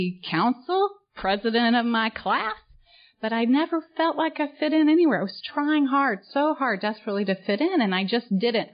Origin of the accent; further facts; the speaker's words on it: St. Charles, Missouri, United States; moved away as an adult; also born or lived in Poplar Bluff, Missouri / Little Rock, Arkansas; now in Orlando, United States; I grew up in St. Charles, Missouri